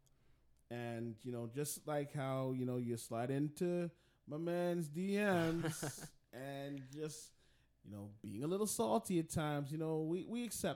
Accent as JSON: {"language": "English", "country": "Jamaica", "said": "I'm a Jamaican, so, you know, I have to represent my people, them."}